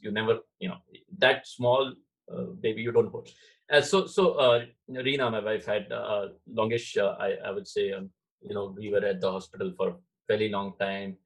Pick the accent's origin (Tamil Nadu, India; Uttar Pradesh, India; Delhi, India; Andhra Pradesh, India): Uttar Pradesh, India; Varanasi; moved away; also born or lived in Maharashtra; I was born in in uh, Maharashtra. Okay. Yeah. But my father uh, moved to Banaras as a professor in Banaras in the University. So wow. right at yeah yeah I think I was two when we moved to Banaras.